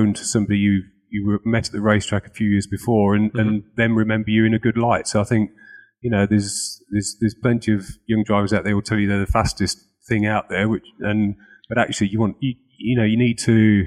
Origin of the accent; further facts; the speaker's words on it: Lincolnshire, East Midlands, United Kingdom; I'm from Lincolnshire